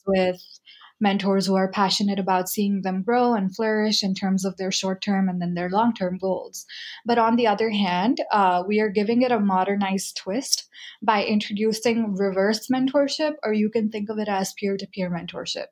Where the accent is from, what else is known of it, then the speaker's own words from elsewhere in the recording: United States; me growing up in the United States after we moved here